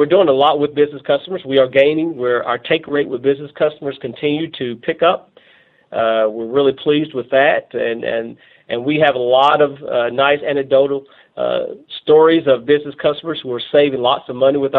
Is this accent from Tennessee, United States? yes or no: yes; Northeast Tennessee, United States; moved away as an adult; now in Russellville, United States; I'm from Tennessee, Northeast Tennessee